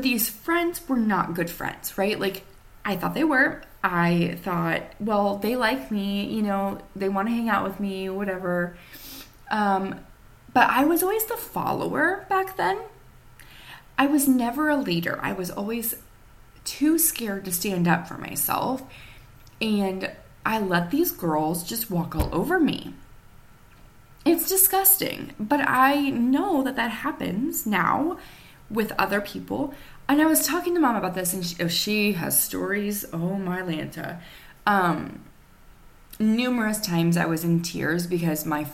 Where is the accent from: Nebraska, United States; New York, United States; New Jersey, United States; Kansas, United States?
Nebraska, United States; Nemaha County, near Johnson and Auburn; I was born in Nemaha County.